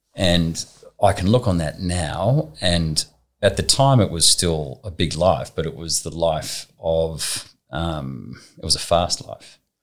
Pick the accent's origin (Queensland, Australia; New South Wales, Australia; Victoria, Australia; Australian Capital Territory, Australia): New South Wales, Australia; Southern Highlands; also born or lived in Sydney; I was born in Sydney, not far from here, Jersey Road, so maybe 300 metres away. Um, when I was young, we moved to a property um, down in the Southern Highlands